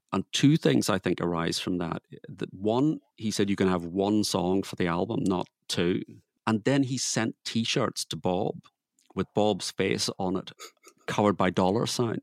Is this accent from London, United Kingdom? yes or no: no; Belfast, Northern Ireland, United Kingdom; born and bred in Belfast.